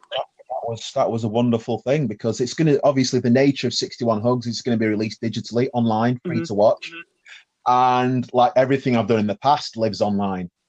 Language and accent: English; Sheffield, Yorkshire and the Humber, United Kingdom; I am from Sheffield